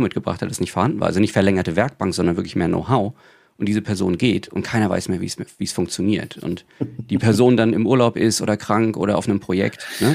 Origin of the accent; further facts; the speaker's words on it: Rostock, Mecklenburg-Vorpommern, Germany; ich komme ja auch aus MV, ich komme aus Rostock. Und ich habe damals einen Klassenkameraden gehabt